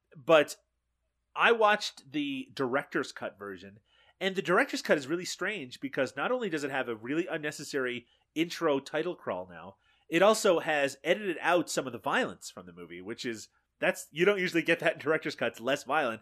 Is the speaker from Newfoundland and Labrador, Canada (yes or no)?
yes; Newfoundland and Labrador, Canada; moved away; I'm from Newfoundland, eh, here in Canada, uh, originally.